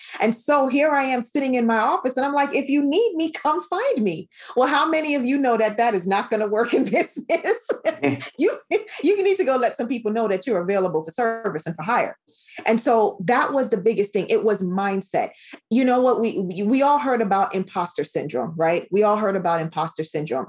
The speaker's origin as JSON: {"language": "English", "country": "Jamaica", "said": "as a Caribbean woman"}